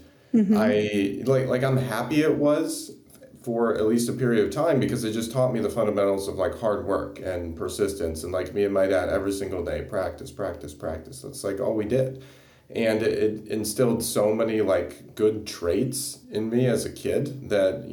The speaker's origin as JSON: {"language": "English", "town": "South Bend", "region": "Indiana", "country": "United States", "tie": "born or raised there", "moved": "yes", "lives_now": "Tampa, United States", "said": "I grew up in South Bend, Indiana, which is not too far from the University of Notre Dame."}